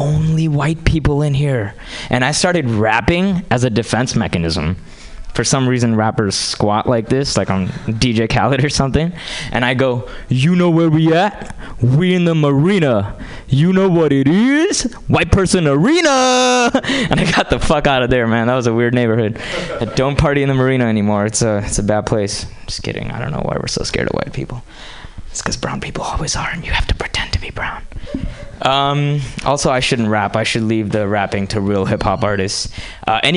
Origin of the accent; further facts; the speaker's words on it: India; moved away; I grew up in India.